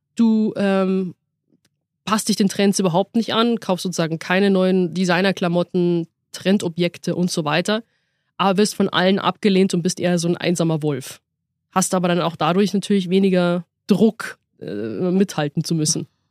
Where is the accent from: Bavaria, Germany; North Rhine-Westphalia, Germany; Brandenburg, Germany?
Bavaria, Germany; Munich; als äh, Münchnerin